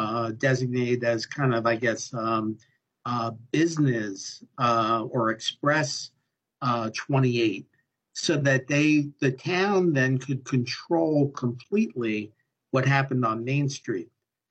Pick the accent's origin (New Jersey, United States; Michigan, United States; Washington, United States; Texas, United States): New Jersey, United States; Somerville; I was born and raised in Somerville